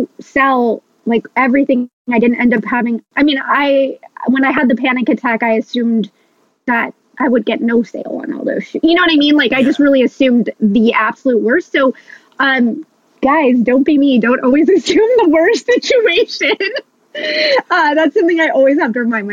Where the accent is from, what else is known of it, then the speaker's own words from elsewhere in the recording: Los Angeles, California, United States; now in Santa Barbara, United States; I'm from Los Angeles originally